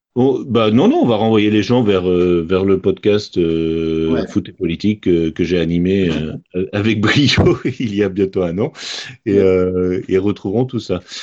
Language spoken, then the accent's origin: French; Rennes, Brittany, France; je suis rennais de naissance